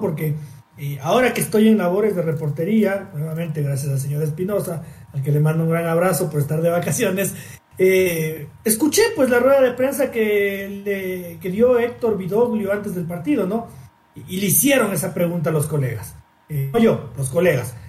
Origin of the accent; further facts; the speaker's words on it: Ecuador; como ecuatoriano